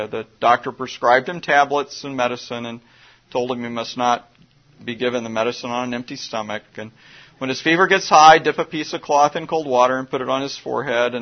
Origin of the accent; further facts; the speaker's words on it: Midwest, United States; I grew up in the Midwest